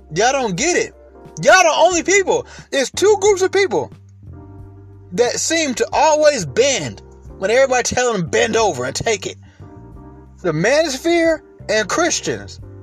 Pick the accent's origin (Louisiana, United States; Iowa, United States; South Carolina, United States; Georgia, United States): Georgia, United States; Atlanta; I live in Atlanta. I was raised in Atlanta